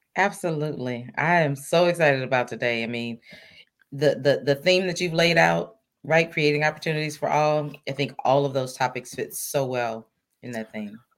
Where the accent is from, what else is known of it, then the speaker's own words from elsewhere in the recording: Mississippi, United States; moved away; I'm originally from Mississippi.